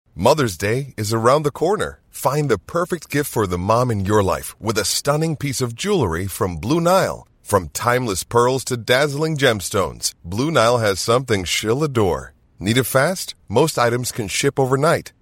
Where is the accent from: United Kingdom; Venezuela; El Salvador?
El Salvador; San Salvador; moved away as an adult; now in New York City, United States; I grew up in San Salvador